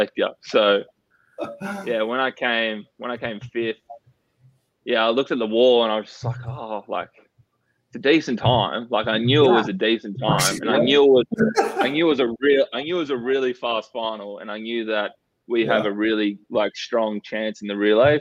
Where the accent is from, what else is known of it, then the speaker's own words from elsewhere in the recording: Perth, Western Australia, Australia; I'm from WA, so Perth, and we moved from Perth because like the COVID restrictions in Perth